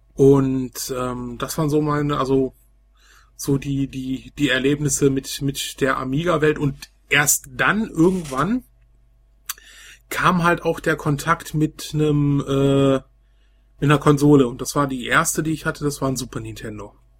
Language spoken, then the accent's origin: German; Velbert, North Rhine-Westphalia, Germany; bei uns in Felbert so ein Laden